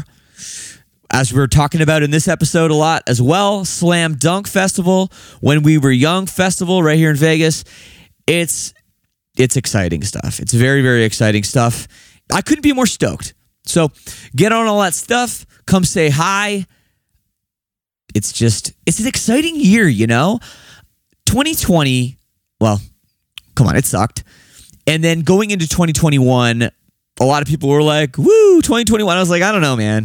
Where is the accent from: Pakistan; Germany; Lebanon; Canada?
Canada; Oakville, Ontario; also born or lived in Toronto, Canada; I'm a suburban kid. The city I'm from is called Oakville